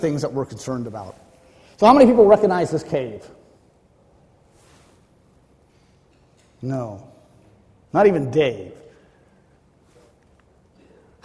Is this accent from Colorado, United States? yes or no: no; Florida, United States; I'm from Florida.